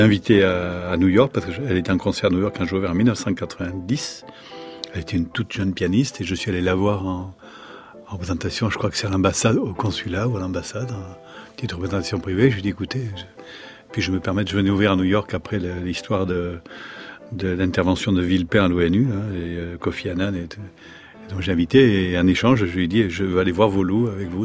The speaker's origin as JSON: {"language": "French", "area": "Landes", "region": "Nouvelle-Aquitaine", "country": "France", "also_born_or_lived": "Béarn", "said": "Je suis landais"}